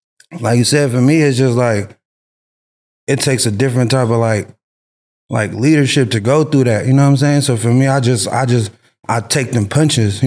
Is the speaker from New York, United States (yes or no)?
no; Long Beach, California, United States; moved away; also born or lived in San Francisco Bay Area, California; I'm born and raised from Long Beach. Then I moved to the Bay in like 2003, 2004